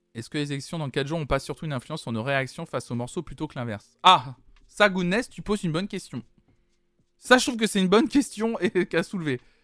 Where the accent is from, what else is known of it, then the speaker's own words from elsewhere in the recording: Toulouse, Occitania, France; je suis toulousaine